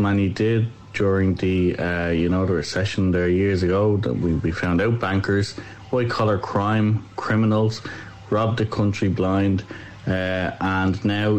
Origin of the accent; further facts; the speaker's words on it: Dublin, Leinster, Ireland; I came from Ballymun.